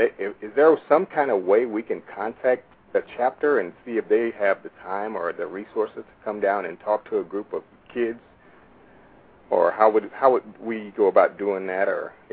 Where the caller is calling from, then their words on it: Illinois, United States; I'm calling from Illinois.